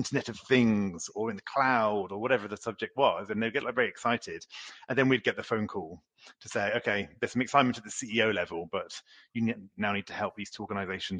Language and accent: English; United Kingdom; moved away as an adult; also born or lived in Oxford / Paris; now in France; I'm a Brit, but I've lived in France now for 22 years